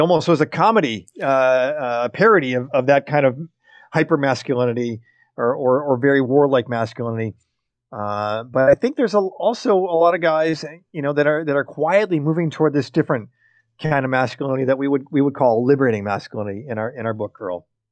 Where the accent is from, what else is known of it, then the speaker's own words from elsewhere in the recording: United States; as an American guy